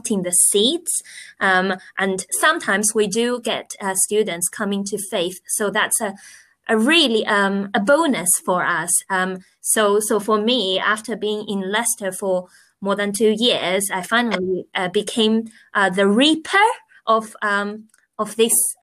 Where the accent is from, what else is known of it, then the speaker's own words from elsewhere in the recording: China; moved away as an adult; now in England, United Kingdom; I am originally from China. I've been in England for nearly